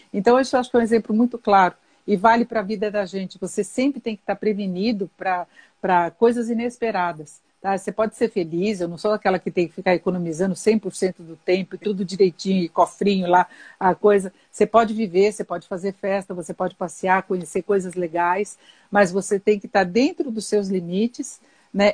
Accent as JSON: {"language": "Portuguese", "region": "São Paulo", "country": "Brazil", "tie": "born or raised there", "said": "Eu nasci em São Paulo, mas a minha família é de, de Socorro"}